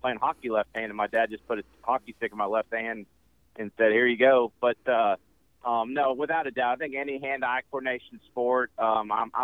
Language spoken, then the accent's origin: English; Memphis, Tennessee, United States; also born or lived in Erie, Pennsylvania / Buffalo, New York; I was born in Erie, Pennsylvania, so my whole family's from Buffalo, New York area. So I grew up playing hockey in Memphis